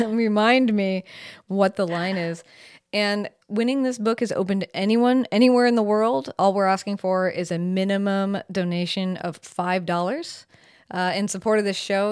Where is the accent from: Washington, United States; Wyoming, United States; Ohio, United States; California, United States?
Washington, United States; Seattle; also born or lived in San Francisco / New Orleans / Rome, Italy; I am from Seattle. I, I'm currently in Seattle. I'm pretty much from here.